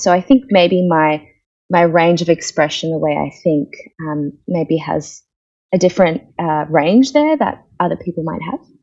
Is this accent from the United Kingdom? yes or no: no; Australia; accent: Australian; also born or lived in India; I am an Australian, I'm an Indian Australian. Uh, my family moved to Australia when I was four.